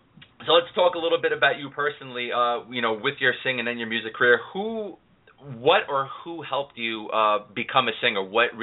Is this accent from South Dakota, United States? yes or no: no; New York City, New York, United States; You know, Jeff and I, we're both city guys. He's from Philly. I'm from New York City.